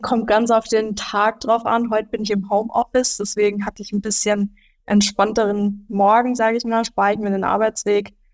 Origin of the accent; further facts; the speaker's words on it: Upper Franconia, Bavaria, Germany; aus Bayern oder auch Oberfranken